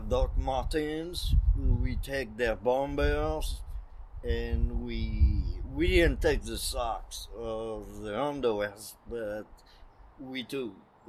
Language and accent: English; northern France, France; English is a second language; I'm from North France.